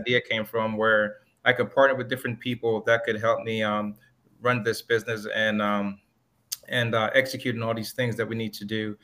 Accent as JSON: {"language": "English", "town": "Miami", "region": "Florida", "country": "United States", "tie": "born or raised there", "also_born_or_lived": "Jamaica", "said": "raised in Miami, Florida"}